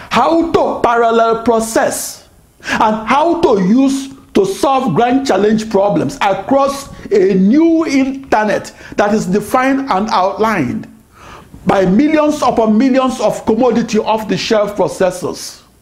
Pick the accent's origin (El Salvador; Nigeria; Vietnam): Nigeria; Anambra; I'm from Anambra State of Nigeria. Anambra State adopted the motto, the light of the nation.